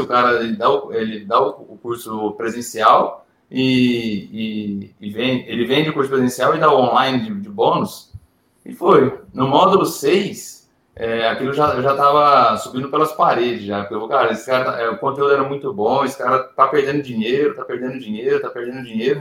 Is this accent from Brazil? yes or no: yes; Ribeirão Preto, São Paulo, Brazil; moved away as an adult; voltar para o interior de São Paulo, porque eu sou de Ribeirão Preto, eu trabalhava sempre em outras cidades